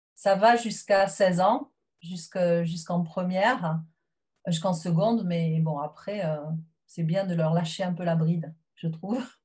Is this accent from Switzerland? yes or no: no; south-west France, France; moved away as an adult; now in England, United Kingdom; je suis originaire du sud-ouest de la France.